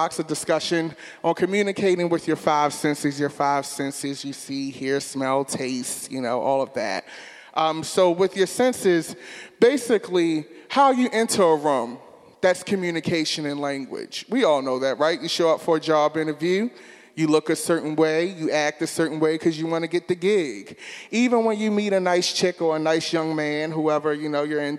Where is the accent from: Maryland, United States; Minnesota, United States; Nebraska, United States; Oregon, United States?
Maryland, United States; Baltimore; I grew up in West Baltimore City.